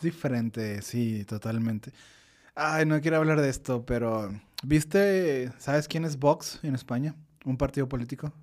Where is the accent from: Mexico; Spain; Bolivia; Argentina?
Mexico; northern Mexico; como norteño